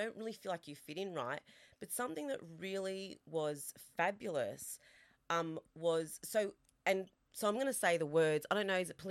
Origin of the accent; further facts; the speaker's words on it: Australia; which was really significant for me being an Australian Italian, is you never ever feel like here I didn't fit because I don't look quintessentially Australian.